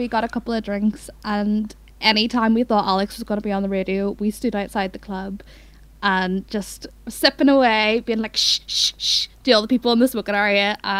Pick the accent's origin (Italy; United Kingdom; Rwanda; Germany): United Kingdom; Belfast, Northern Ireland; moved away as an adult; now in Aberystwyth, United Kingdom; The main reason that I moved back from Wales is because I hate my family and I hate my friends. I hate Belfast. It's trash.